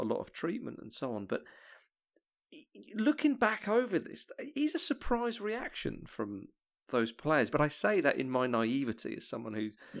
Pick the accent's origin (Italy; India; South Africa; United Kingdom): United Kingdom; England; I say this as an Englishman